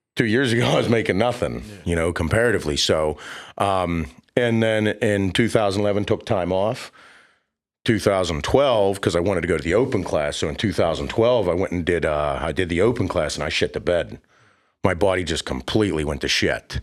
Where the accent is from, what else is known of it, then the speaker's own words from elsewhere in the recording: Pittsburgh, Pennsylvania, United States; my hometown in Pittsburgh